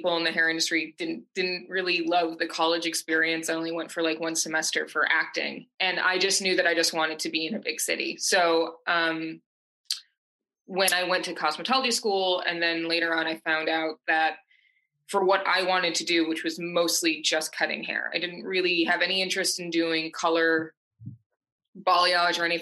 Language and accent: English; Syracuse, New York, United States; also born or lived in Brooklyn, New York; I'm originally from Syracuse, New York. I moved to New York City. I was 19.